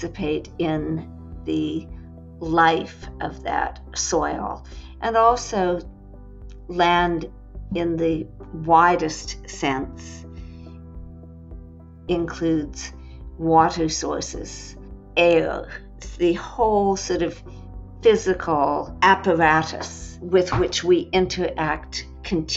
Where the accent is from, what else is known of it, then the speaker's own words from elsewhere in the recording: California, United States; moved away; Being a Californian, I grew up, frankly, thinking about land as real estate